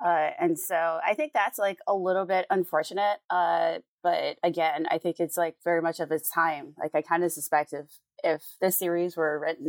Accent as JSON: {"language": "English", "country": "Jamaica", "also_born_or_lived": "United States", "said": "So I'm from Jamaica, And I was back home. This is back. Okay. I've moved back and forth between the US and Jamaica a bunch, and that kind of confuses people."}